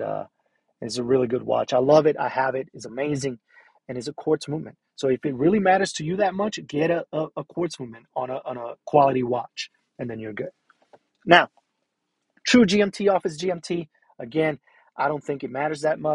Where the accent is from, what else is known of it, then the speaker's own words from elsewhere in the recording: Puerto Rico; moved away; I'm originally from Puerto Rico